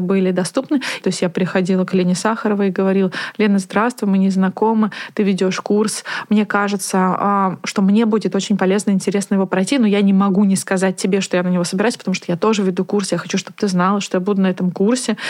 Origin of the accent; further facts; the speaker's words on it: Naberezhnye Chelny, Tatarstan, Russia; moved away; also born or lived in Moscow; я из 56 комплекса. А так как родители работали у большинства моих сверстников на заводе КАМАЗ